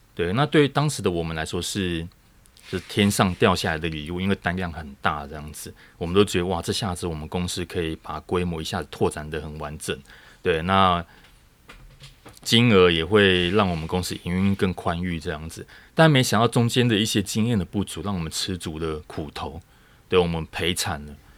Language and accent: Chinese; Taiwan; 台湾这样子的，我们，我们自己土生土长的这个环境